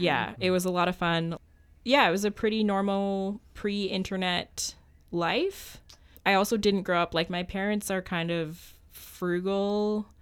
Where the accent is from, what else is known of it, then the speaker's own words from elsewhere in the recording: Ottawa, Ontario, Canada; moved away as an adult; I grew up in Ottawa, Ontario